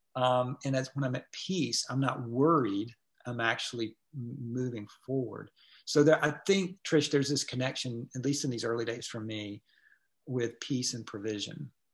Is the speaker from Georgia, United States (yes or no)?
yes; Atlanta, Georgia, United States; also born or lived in Gwinnett County, Georgia; I grew up in Atlanta